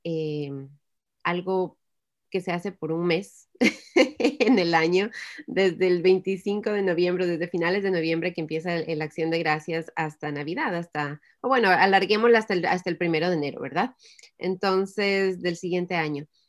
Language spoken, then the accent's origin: Spanish; Ecuador; en el Ecuador, que es de donde yo soy